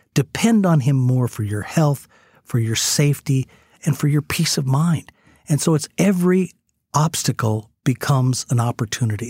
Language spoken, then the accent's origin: English; United States; as an American